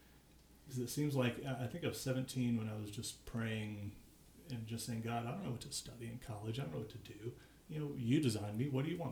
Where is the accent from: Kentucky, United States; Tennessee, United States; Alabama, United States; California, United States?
Kentucky, United States; Paducah; moved away; I grew up in Paducah, Kentucky.